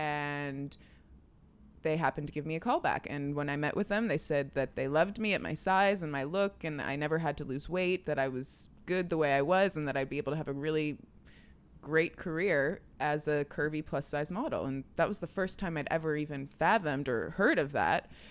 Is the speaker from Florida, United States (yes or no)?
no; Clinton, New York, United States; also born or lived in Albany, New York; I was born in Albany and then raised in a small town, Clinton, New York